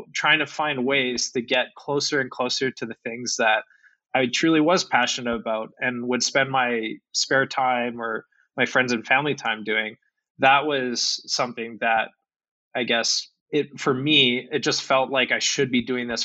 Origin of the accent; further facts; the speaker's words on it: Calgary, Alberta, Canada; I'm from Calgary